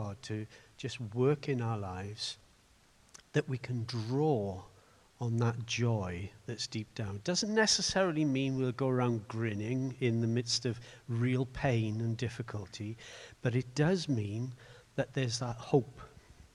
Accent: Swansea, Wales, United Kingdom; now in Cardiff, United Kingdom; the little church I grew up in Morriston

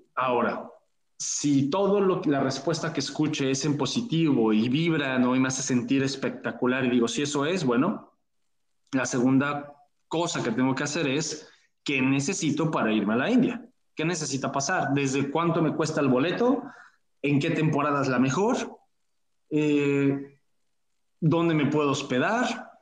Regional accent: Mexico; como decimos en México

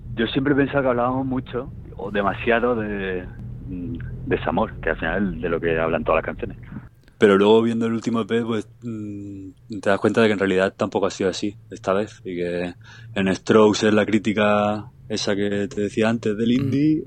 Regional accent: Seville, Andalusia, Spain; soy de Sevilla

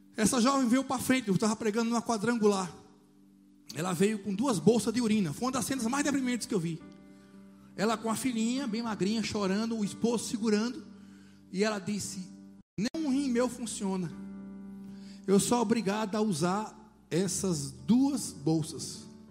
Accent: Juazeiro, Bahia, Brazil; now in Salvador, Brazil; Eu morava em Juazeiro, minha terra natal

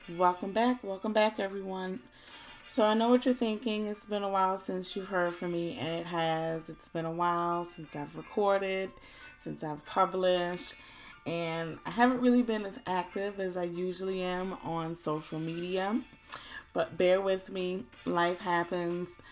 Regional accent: Low Country, Hilton Head Island, Beaufort, South Carolina, United States; here in my hometown of the Low Country, Hilton Head Island, Beaufort

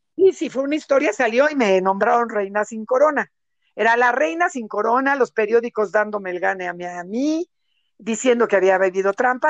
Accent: Mexico; moved away as an adult; now in United States; le digo yo de México

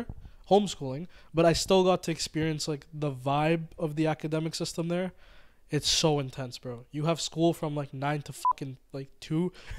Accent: Mauritius; sorry guys, I'm from Mauritius, just putting that out there.

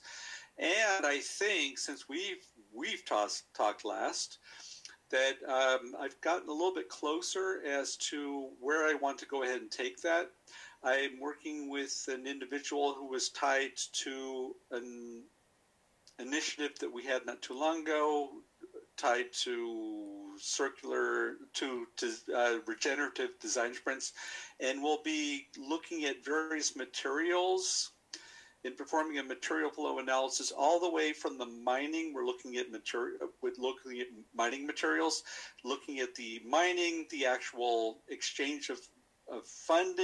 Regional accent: United States; moved away as an adult; now in Vienna, Austria; I am an American citizen who's been living in Vienna for the vast majority of his adult life

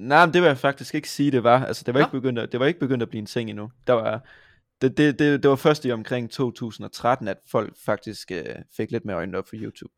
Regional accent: Vojens, Southern Denmark, Denmark; also born or lived in Haderslev; Jeg kommer fra Vojens. Jeg har ja. også boet i Haderslev

